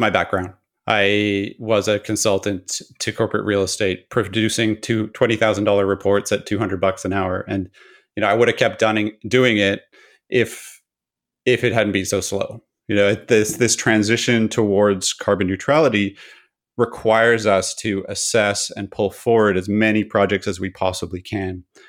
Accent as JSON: {"language": "English", "area": "Pacific Northwest of Canada", "region": "British Columbia", "country": "Canada", "tie": "born or raised there", "said": "I grew up in the Pacific Northwest of Canada"}